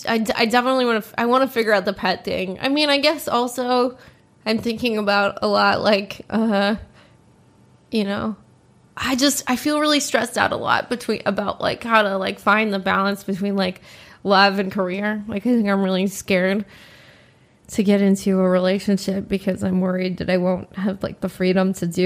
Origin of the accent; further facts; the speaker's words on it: Los Angeles, California, United States; In Los Angeles. Yeah.